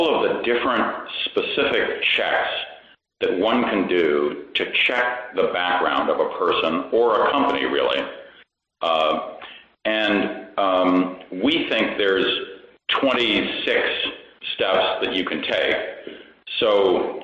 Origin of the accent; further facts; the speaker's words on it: Washington, District of Columbia, United States; I grew up in Washington, D.C., and went back there after college